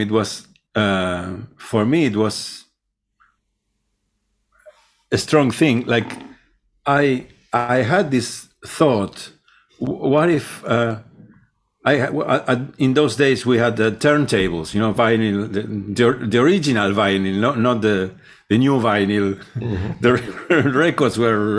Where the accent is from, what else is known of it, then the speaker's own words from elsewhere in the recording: Rosario, Santa Fe, Argentina; English is a second language; moved away as an adult; also born or lived in London; I grew up in Rosario, which is a city, not Buenos Aires, but it's like 3 hours away. It's like the second city in the country.